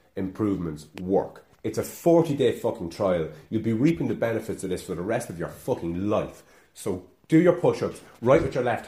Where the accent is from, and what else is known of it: Ireland; accent: Irish